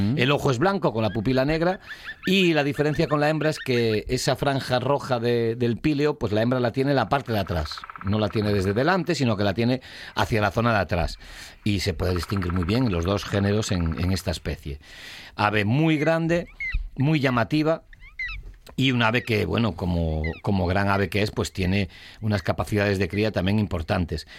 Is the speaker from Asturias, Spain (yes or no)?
yes; Asturias, Spain; estamos en Asturias